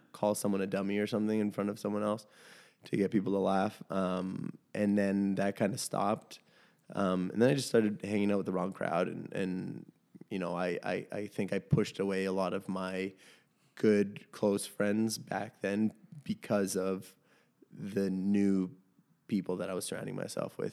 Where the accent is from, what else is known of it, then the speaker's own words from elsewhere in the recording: Toronto, Ontario, Canada; We grew up in Chilean co-ops in, uh, around that area